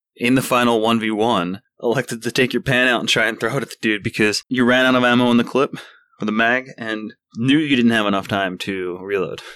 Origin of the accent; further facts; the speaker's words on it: Ireland; I'm Irish myself